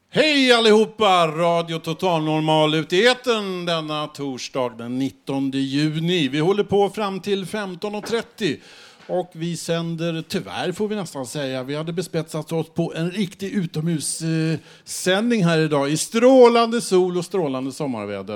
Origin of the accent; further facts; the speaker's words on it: Stockholm, Stockholm County, Sweden; Om man åker gröna linjen så långt eh, nordvästerut som möjligt så kommer man till där jag växte upp